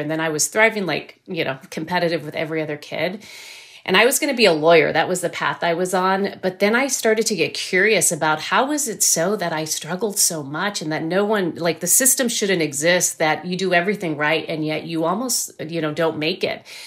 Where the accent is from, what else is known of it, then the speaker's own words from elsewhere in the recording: Rio Grande Valley, South Texas, United States; I grew up in South Texas in the Rio Grande Valley, right on the Texas-Mexico border.